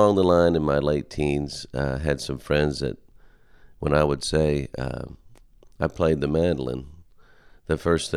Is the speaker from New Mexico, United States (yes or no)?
no; Pennsylvania, United States; moved away as an adult; also born or lived in Nashville; we're from Pennsylvania, and my dad had already had a band since 1966